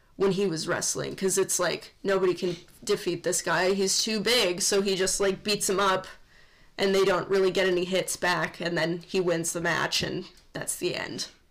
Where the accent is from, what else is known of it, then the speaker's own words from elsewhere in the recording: Midwest, United States; We're from the Midwest